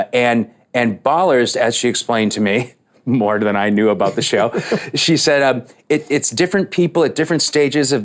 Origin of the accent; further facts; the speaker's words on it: Boston, Massachusetts, United States; I grew up in Boston